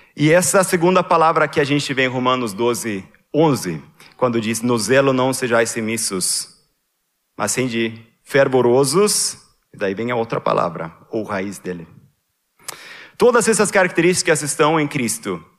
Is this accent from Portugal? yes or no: no; Sweden; moved away; Lá na Suécia, na, na igreja evangélica onde eu cresci